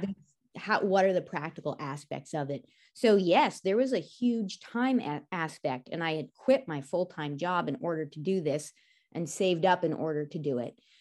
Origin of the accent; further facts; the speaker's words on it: California, United States; moved away; as a kid growing up in California